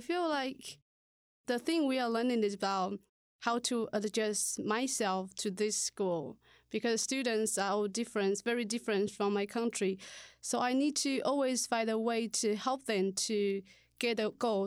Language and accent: English; Taiwan; moved away as an adult; now in Ohio, United States; from Taiwan, and I teach Chinese here